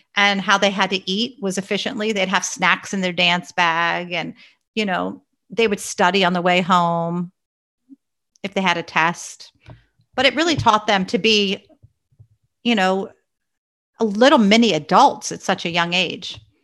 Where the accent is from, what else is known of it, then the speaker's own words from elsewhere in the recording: Pennsylvania, United States; also born or lived in Long Island, New York; until I was in second grade, and then my dad and mom and our family moved to Pennsylvania